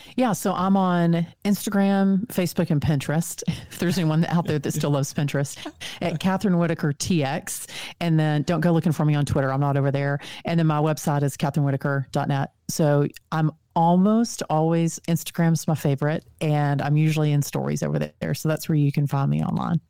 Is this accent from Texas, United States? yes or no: yes; Texas, United States; accent: Texan; my Texan accent